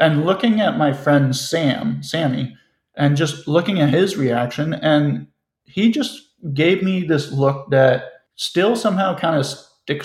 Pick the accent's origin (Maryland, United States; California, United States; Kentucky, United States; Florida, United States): Maryland, United States; Silver Spring; moved away as an adult; now in St. Paul, United States; I'm in Silver Spring, Maryland, and specifically the Rosemary Hills neighborhood